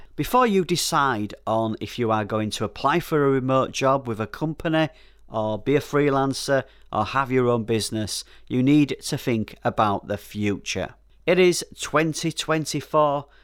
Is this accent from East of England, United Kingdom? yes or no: no; Yorkshire and the Humber, United Kingdom; Being a Yorkshire man, I'm a little careful with my money